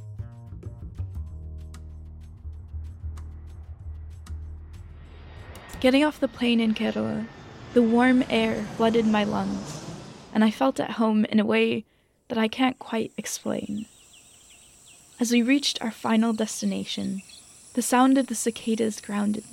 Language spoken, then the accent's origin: English; Wyoming, United States; As a kid growing up in the middle of nowhere, Wyoming